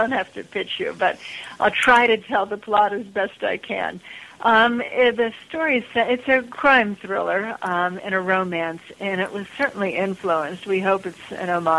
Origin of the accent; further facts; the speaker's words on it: Pittsburgh, Pennsylvania, United States; Pittsburgh, which is my hometown